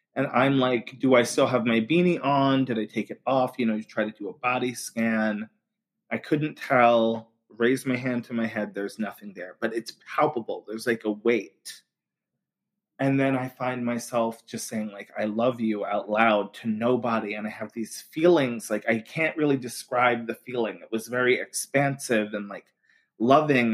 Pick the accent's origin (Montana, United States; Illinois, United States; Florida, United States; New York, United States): New York, United States; Long Island; now in Brooklyn, United States; I'm from Long Island, New York originally, now living in Brooklyn